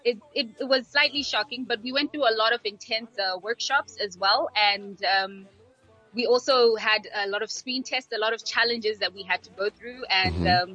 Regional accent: Harare, Zimbabwe; also born or lived in Mutare; I'm originally from, like, I come from Mutare, but I'm like, I've grown up in Harare

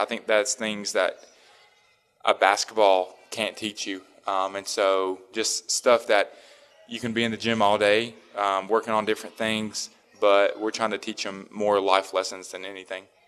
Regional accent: Tennessee, United States; me growing up in Tennessee

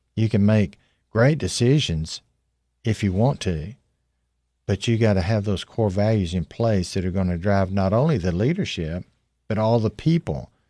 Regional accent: Tennessee, United States; I grew up in Tennessee

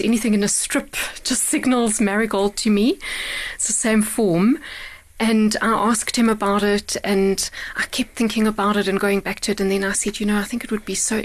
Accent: Bulawayo, Zimbabwe; now in Johannesburg, South Africa; based in Bulawayo, which is, you're right, where I was born and raised

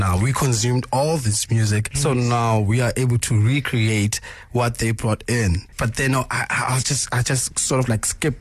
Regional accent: South Africa; I'm from South Africa

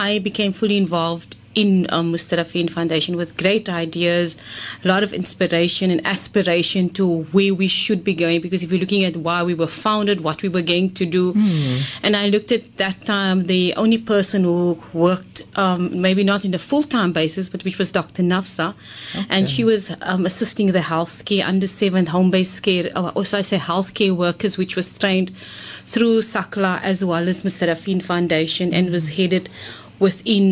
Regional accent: Cape Town, Western Cape, South Africa; also born or lived in Hanover Park, Cape Town; I was born in District 6

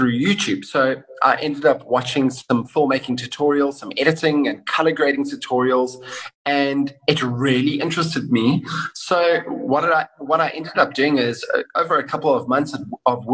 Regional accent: Kenton-on-Sea, Eastern Cape, South Africa; moved away as an adult; also born or lived in Johannesburg; I grew up in Kenton-on-Sea

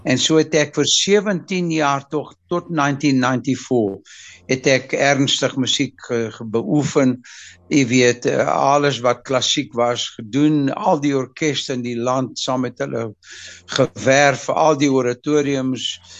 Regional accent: Mozambique; ek is in nogal in Mosambiek gebore

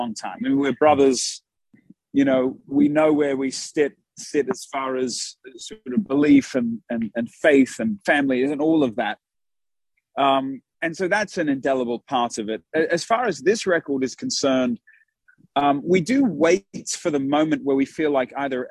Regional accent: Australia; now in United States; we're from Australia.

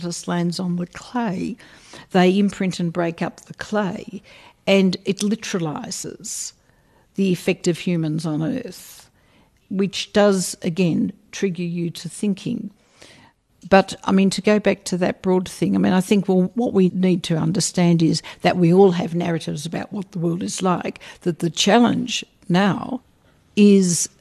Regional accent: Australia; I'm an Australian, and until the present Prime Minister, we were a very secular people.

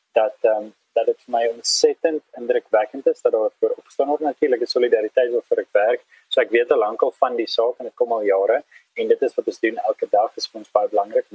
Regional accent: South Africa; ons as 'n Afrikaner

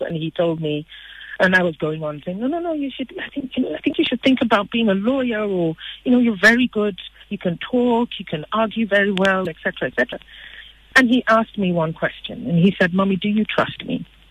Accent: Nigeria; I'm Nigerian.

